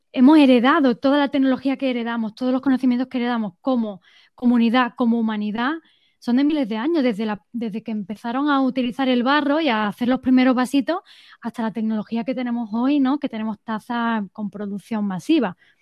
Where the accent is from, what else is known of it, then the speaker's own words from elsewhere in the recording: Estepona, Andalusia, Spain; also born or lived in England; volví a mi pueblo, a Estepona